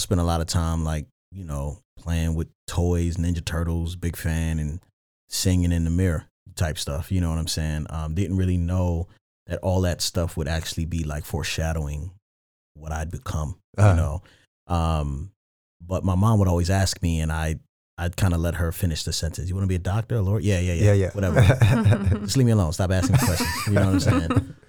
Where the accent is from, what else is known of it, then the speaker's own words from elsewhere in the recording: Randallstown, Maryland, United States; So the Baltimore County. So I'm from a town called Randallstown.